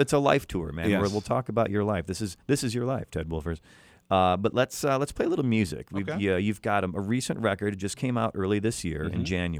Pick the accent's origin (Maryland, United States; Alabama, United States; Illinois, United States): Illinois, United States; Chicago; now in Los Angeles, United States; your hometown because it's also my hometown